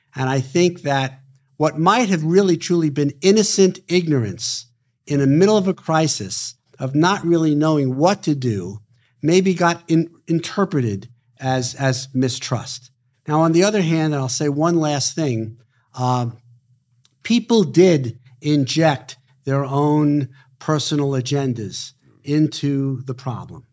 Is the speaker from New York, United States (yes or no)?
yes; New York City, New York, United States; born and raised in Brooklyn, New York